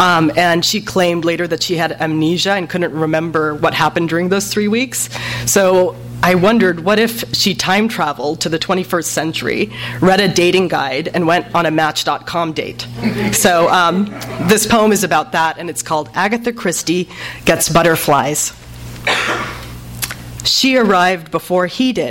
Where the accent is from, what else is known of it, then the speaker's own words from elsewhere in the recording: Los Angeles, California, United States; also born or lived in Pakistan; a Pakistani-American growing up in Los Angeles between two cultures